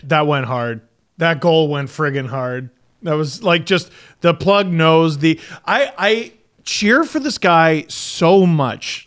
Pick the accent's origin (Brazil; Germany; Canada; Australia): Canada; As a Canadian